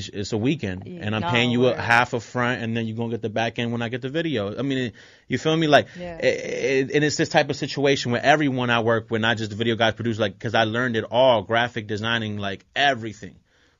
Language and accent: English; Philadelphia, Pennsylvania, United States; also born or lived in Puerto Rico; I was born in North Philly, yep.